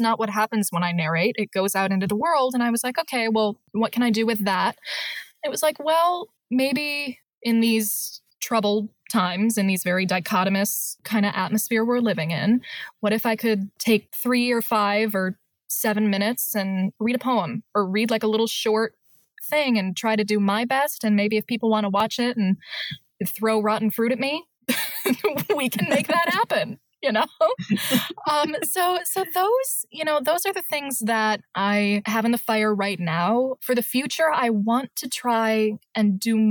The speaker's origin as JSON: {"language": "English", "region": "Michigan", "country": "United States", "said": "I'm from Michigan."}